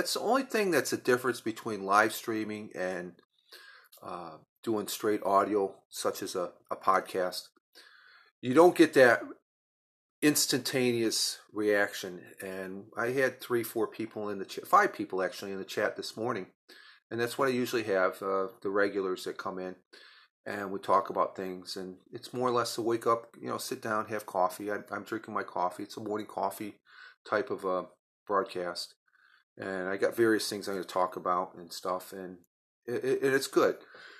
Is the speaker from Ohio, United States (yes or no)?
no; New York, United States; being a New Yorker, but also deals with social media